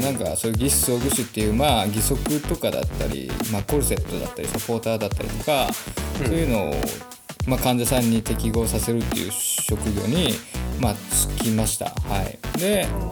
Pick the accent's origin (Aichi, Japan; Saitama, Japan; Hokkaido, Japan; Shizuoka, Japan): Hokkaido, Japan; 僕はですねまあずっと生まれも育ちも北海道って感じで